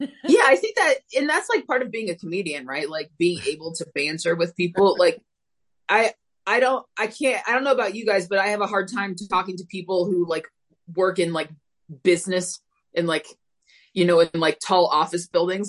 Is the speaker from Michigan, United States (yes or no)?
no; Phoenix, Arizona, United States; Born, raised, will probably be here for as long as my uh, my mental health and fears keep me confined to the state of Arizona